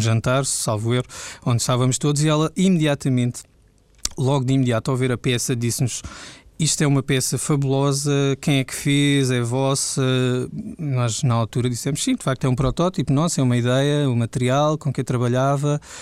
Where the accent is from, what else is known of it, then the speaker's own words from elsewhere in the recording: Elvas, Alentejo, Portugal; moved away; also born or lived in Lisbon; Sou de Elvas, sou, exatamente. Sou nascido em Elvas